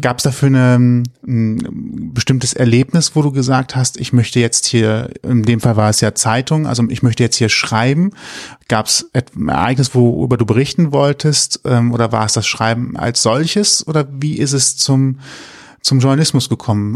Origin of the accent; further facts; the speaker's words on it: Rhineland, Germany; als Rheinländer